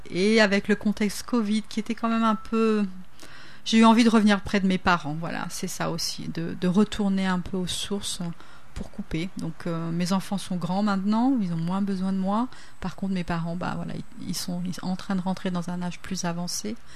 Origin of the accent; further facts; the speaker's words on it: Le Tampon, Réunion; moved away as an adult; also born or lived in Metropolitan France / Switzerland; je suis réunionnaise de base on va dire. De quel coin de la Réunion De la plaine des Cafres. La plaine des euh, Cas. Et puis j'ai fait mes études au lycée du Tampon, etc. Donc je suis partie pour faire mes études.